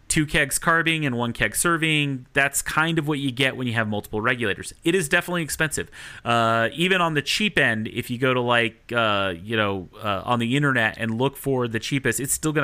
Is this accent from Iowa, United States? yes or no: no; Salt Lake City, Utah, United States; moved away as an adult; now in Denver, United States; I'm from Salt Lake City before I moved to Denver, and back when I lived in Salt Lake City